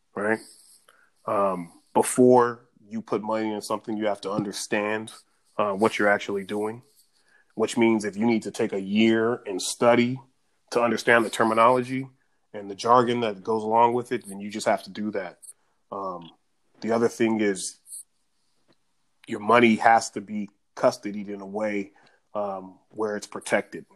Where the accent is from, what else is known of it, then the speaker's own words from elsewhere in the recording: Richmond, California, United States; I'm from Richmond, California. All the stuff I picked up in Richmond